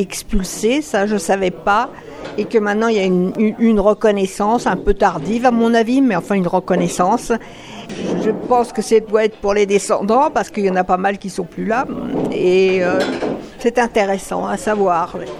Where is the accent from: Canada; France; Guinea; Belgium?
Canada; en tant que Canadienne